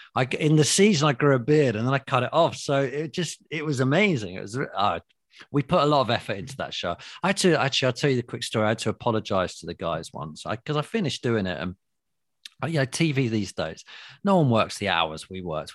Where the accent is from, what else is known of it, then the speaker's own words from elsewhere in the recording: London, United Kingdom; London, we all speak like this